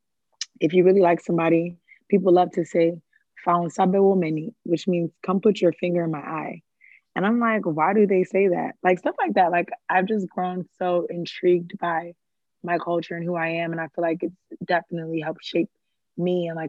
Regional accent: Ghana; So I've always been really, really proud of being Ghanaian.

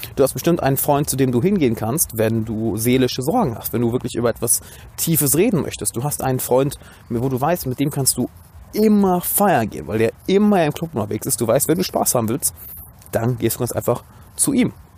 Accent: Düsseldorf, North Rhine-Westphalia, Germany; Ich bin gerade, wie man sieht, in meiner Heimatstadt Düsseldorf

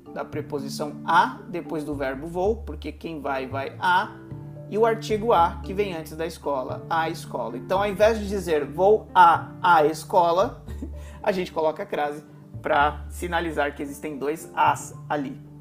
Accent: São Paulo, Brazil; em São Paulo, a gente costuma usar o mas da mesma forma na oralidade

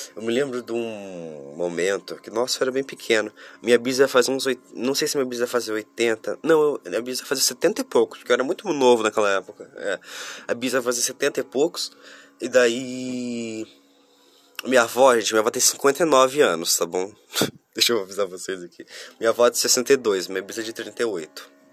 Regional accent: Curitiba, Paraná, Brazil; eu sou de Curitiba, capital do Paraná, isso mesmo, eu sou sulista

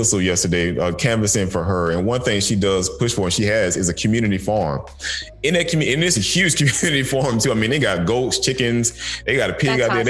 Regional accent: the South, United States; Growing up in the South, we had so much stuff growing out in the open area

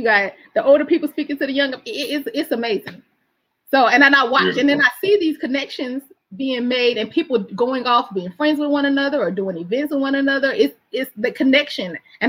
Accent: Alexandria, Virginia, United States; also born or lived in Alabama; I represent Virginia everywhere I go, and Alabama. People know I'm from the South. And I'm already representing y'all. I already say when I get up, this is where I'm from, you know?

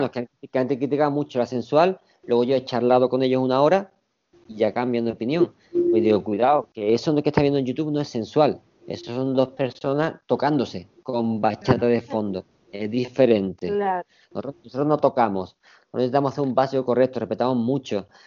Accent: Andalusia, Spain; Igual que tampoco todos los españoles cantamos ni bailamos flamenco. Siempre digo yo, soy español, además

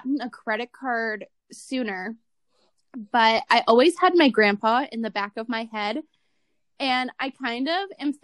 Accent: Cleveland, Ohio, United States; also born or lived in Utah; now in Nevada, United States; I'm from Cleveland originally

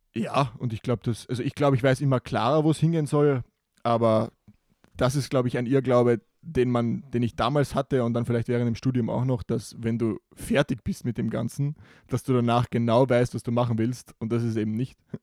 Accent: Carinthia, Austria; bei uns in Kärnten

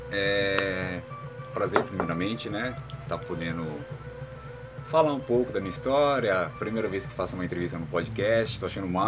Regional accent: Santo André, São Paulo, Brazil; moved away as an adult; also born or lived in Jaguariúna; now in Morro de São Paulo, Brazil; Sou de São Paulo, sou de Santo André, ABC Paulista, nasci lá, né? E toda a minha vida foi gerado lá nessa cidade

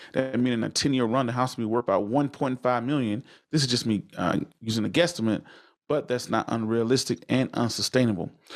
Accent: the South, United States; I come from the South, from the country, where people didn't purchase their first home till they was in their late forties and fifties

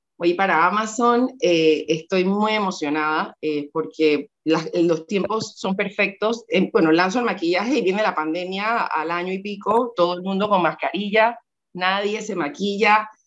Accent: Panama; algunos piensan que no soy panameña

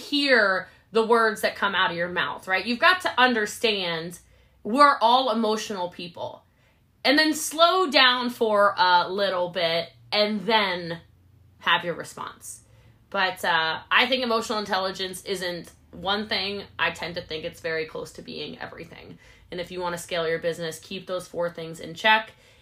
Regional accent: United States; I'm an American

